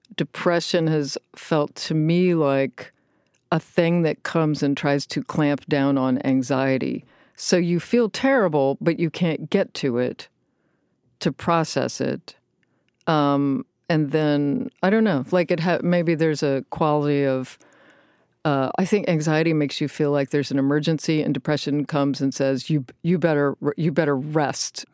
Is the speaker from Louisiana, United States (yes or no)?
no; Richmond, Virginia, United States; Richmond, Virginia